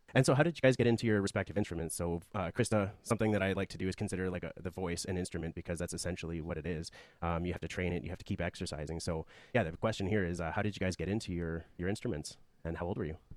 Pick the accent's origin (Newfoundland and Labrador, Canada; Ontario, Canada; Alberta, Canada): Alberta, Canada; Calgary; I was born and raised in Calgary